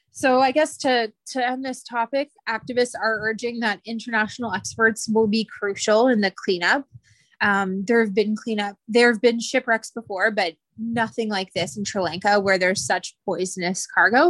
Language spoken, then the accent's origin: English; Canada; I am Canadian